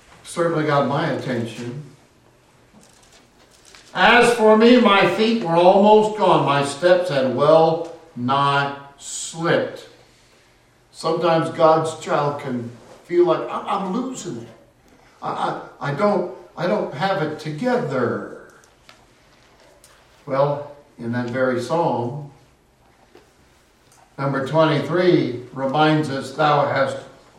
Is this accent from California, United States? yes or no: yes; Castro Valley, California, United States; My hometown of Castro Valley